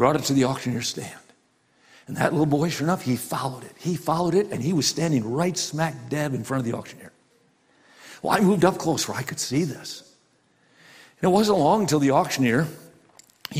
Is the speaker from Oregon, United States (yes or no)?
no; Wisconsin, United States; growing up in Wisconsin, I went to all kinds of farm auctions with my dad